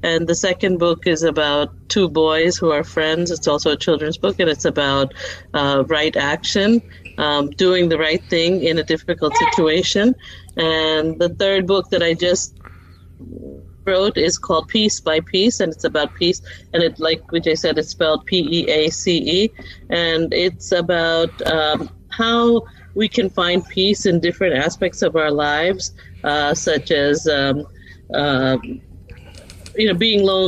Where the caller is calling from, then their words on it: Arlington, Texas, United States; Okay, so I'm in near Dallas, Texas, a place called Arlington, and I'm a third grade teacher